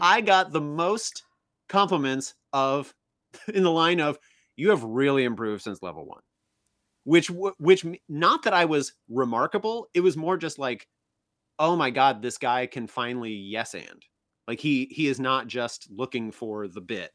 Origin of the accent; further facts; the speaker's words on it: Oneida, Illinois, United States; moved away; also born or lived in Galesburg, Illinois; I'm from Oneida, Illinois